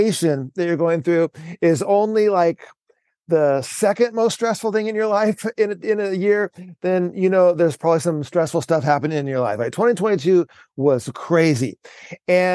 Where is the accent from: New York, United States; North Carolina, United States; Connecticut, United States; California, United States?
California, United States; San Diego; moved away as an adult; now in Vancouver, United States; I moved from San Diego, California, where I lived the vast majority of my life, to Vancouver, Washington